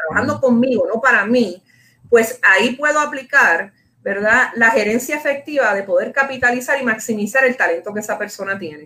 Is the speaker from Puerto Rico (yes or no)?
yes; Puerto Rico; Como puertorriqueños, como boricuas que somos